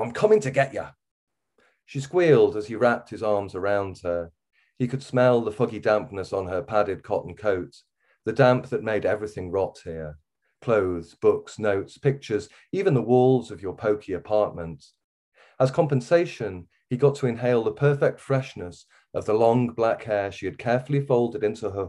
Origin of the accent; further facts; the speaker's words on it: Wirral, North West England, United Kingdom; accent: Wirral; moved away; also born or lived in Liverpool; I grew up on the Wirral, on the West Wirral, really.